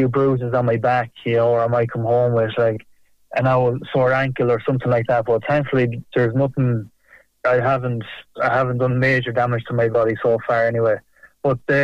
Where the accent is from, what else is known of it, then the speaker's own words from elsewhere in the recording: South Roscommon, Connacht, Ireland; I'm from the Bailot region and I went to school in primary school in Carnifulla. So Clannagale will be my local GAA team